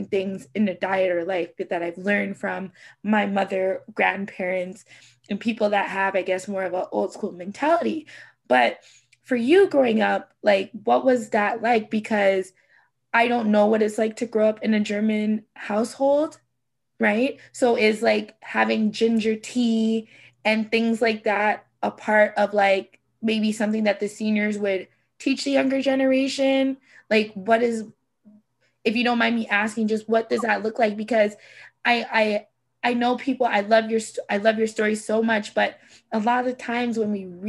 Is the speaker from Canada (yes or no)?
yes; Canada; my family background is like Jamaican. I am Canadian